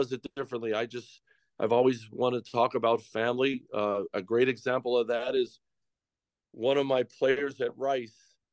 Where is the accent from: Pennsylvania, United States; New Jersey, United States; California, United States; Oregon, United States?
Pennsylvania, United States; moved away as an adult; back in my home state, in my wife's home state, at Penn State